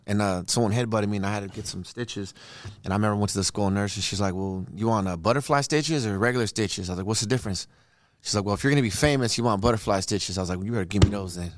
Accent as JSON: {"language": "English", "town": "Redondo Beach", "region": "California", "country": "United States", "also_born_or_lived": "Torrance, California", "said": "I'm from Redondo"}